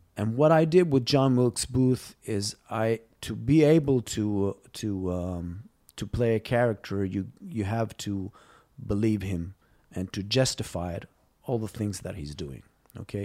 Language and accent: English; Israel; moved away as an adult; also born or lived in Los Angeles, United States; When I came back from Los Angeles in two thousand nine, um, after almost ten years, uh, out of Israel, I came here just to do a few projects